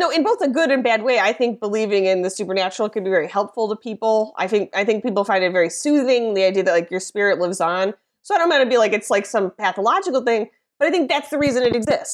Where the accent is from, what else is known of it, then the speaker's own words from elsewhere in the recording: Midwest, United States; being a Midwesterner, a woman, an American